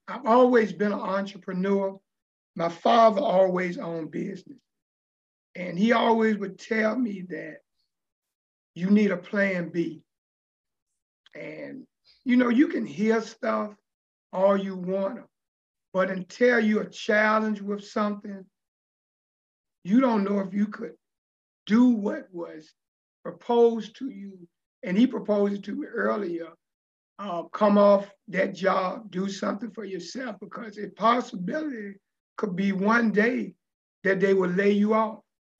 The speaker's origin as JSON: {"language": "English", "town": "Richmond", "region": "Virginia", "country": "United States", "tie": "born or raised there", "said": "I grew up in the Richmond area as a kid, always wanted to make an impact in life and always wanted to make some money."}